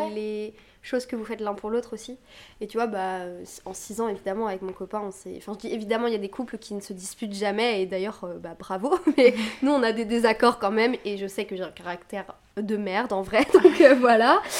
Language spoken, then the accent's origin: French; Brittany, France; je viens de Bretagne